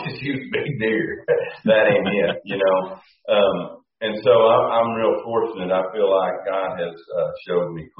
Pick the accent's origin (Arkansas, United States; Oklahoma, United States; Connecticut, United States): Oklahoma, United States; central; we coon hunted when I was four, and we had a lot of good coons. But the deer, they were really around here in central Oklahoma